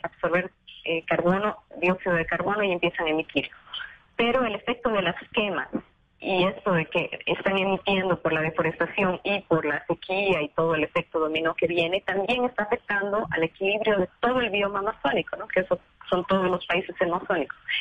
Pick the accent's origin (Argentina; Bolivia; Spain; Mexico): Bolivia; moved away as an adult; now in Brazil; yo soy boliviana, ese fue el proyecto que me llevó al Brasil.